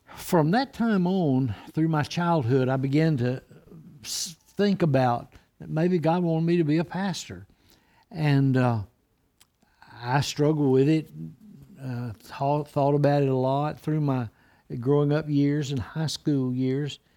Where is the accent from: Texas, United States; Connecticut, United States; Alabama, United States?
Alabama, United States; Rimlap; also born or lived in New Orleans, Louisiana; our family moved from New Orleans there, and, uh, I went to elementary school at a little, a two-room schoolhouse at Rimlap